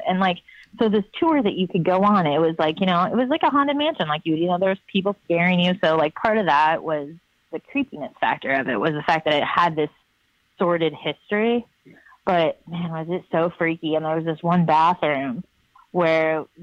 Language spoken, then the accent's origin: English; Lafayette, Indiana, United States; now in Portland, United States; when I was growing up in Lafayette, Indiana, my high school used to run this haunted mansion